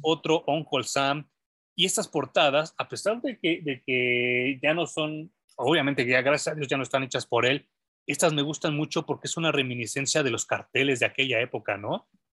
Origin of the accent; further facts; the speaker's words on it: Mexico; como mexicano